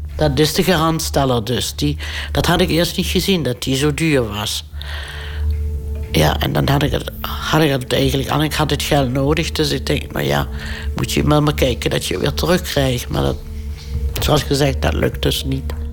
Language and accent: Dutch; Limburg, Netherlands; moved away as an adult; also born or lived in Houten; terug kon naar Limburg, waar ik vandaan kom